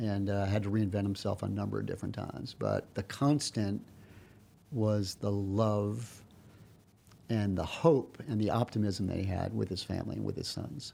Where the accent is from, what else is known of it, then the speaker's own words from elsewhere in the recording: New York, United States; I'm from New York